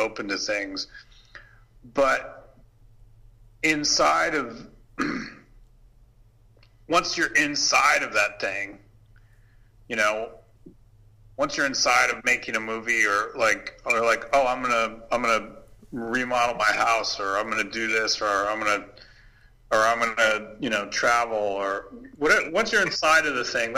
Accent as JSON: {"language": "English", "country": "Canada", "tie": "born or raised there", "also_born_or_lived": "Paris", "moved": "as an adult", "said": "for years growing up in Canada, I was like, I learned French."}